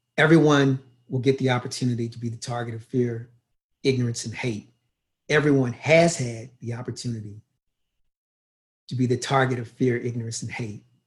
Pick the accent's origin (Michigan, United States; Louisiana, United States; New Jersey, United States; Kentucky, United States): Kentucky, United States; Louisville; moved away as an adult; also born or lived in Los Angeles / Brisbane, Australia; now in Toronto, Canada; I was born in Louisville, Kentucky in 1964. I grew up in Kentucky